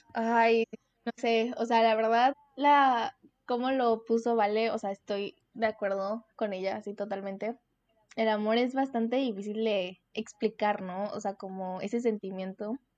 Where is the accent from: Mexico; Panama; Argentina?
Mexico; Veracruz; tengo 19 años, soy de Veracruz